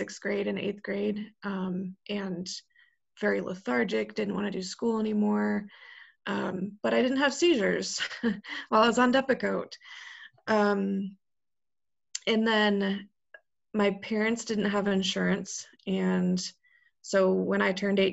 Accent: Colorado, United States; moved away as an adult; also born or lived in Texas; now in Chicago, United States; I grew up in Colorado, I'm now in Chicago

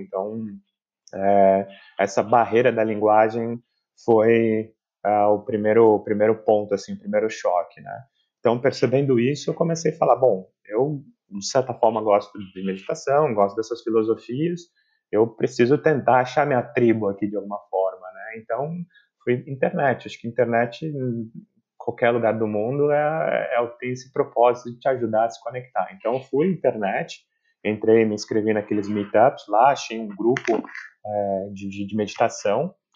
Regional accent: São Paulo, Brazil; moved away as an adult; now in Berlin, Germany; eu vim de São Paulo

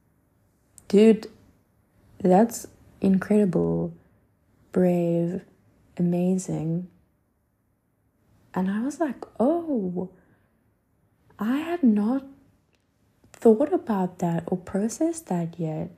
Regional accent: South Africa; moved away as an adult; now in Paris, France; I'm South African

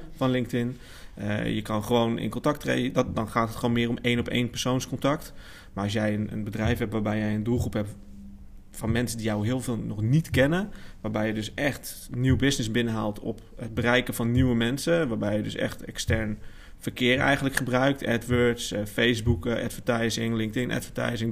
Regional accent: Amersfoort, Utrecht, Netherlands; kom uit Amersfoort, geboren en getogen.

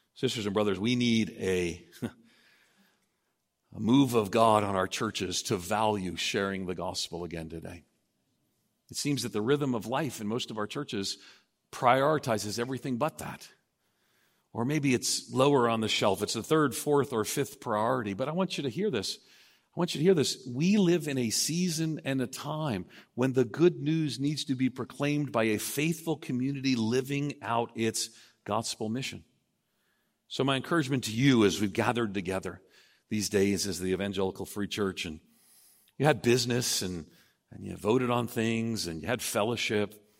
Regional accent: Long Island, outside New York City, United States; moved away; I grew up outside of New York City on Long Island

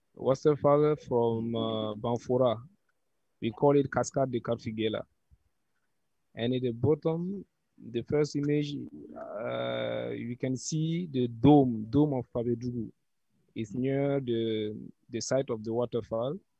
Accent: Burkina Faso; also born or lived in Ouagadougou; I'm from Burkina Faso. I'm living in Ouagadougou.

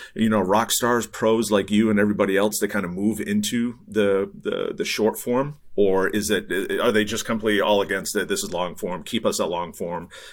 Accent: New England, United States; now in Bay Area, United States; I grew up in New England. I'm, uh, you know, grew up in the East Coast.

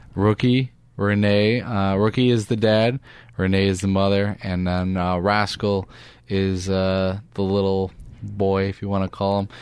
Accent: Detroit, Michigan, United States; moved away; I grew up in Detroit

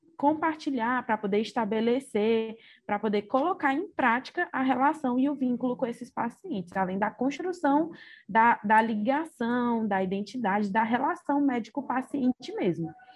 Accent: Ceará, Brazil; also born or lived in Cáceres, Mato Grosso; Nasci em Cáceres, no Mato Grosso, mas vivi minha vida toda no Ceará, então sou cearense de coração

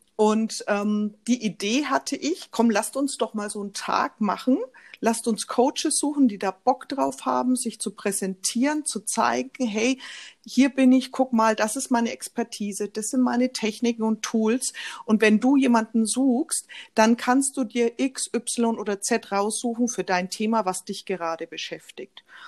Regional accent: Nuremberg, Bavaria, Germany; Ich lebe in der Nähe von Nürnberg mit meiner Familie. Bin, ähm, in Nürnberg auch geboren

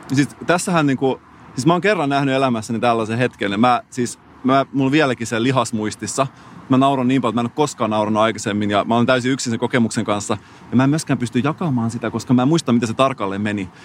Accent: Salo, Southwest Finland, Finland; accent: Turku dialect; mä oon Salosta

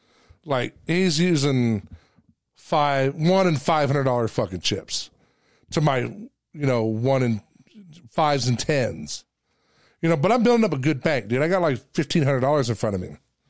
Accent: New Jersey, United States; I'm from New Jersey.

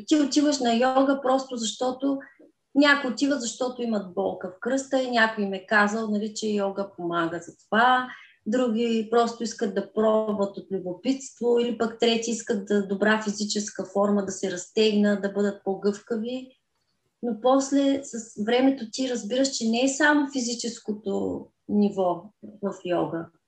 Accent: Kazanlak, Stara Zagora Province, Bulgaria; now in Stara Zagora, Bulgaria; По принцип съм родена в град Казанлък, но от 14 годишна живея в Стара Загора.

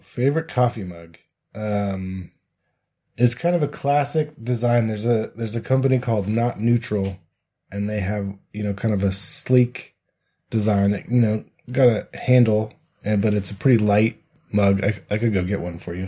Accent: Colorado, United States; now in Salt Lake City, United States; growing up in Colorado

